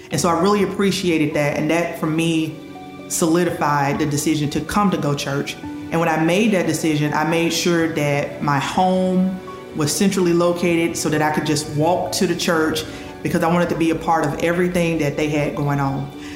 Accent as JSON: {"language": "English", "region": "Mississippi", "country": "United States", "tie": "born or raised there", "also_born_or_lived": "Florida", "moved": "as an adult", "lives_now": "Germantown, United States", "said": "I relocated from Florida to my hometown in Mississippi"}